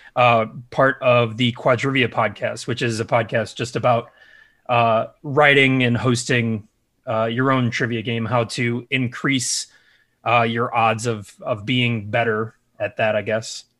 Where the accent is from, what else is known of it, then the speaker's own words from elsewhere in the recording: Chicago, Illinois, United States; I'm from the Chicagoland area.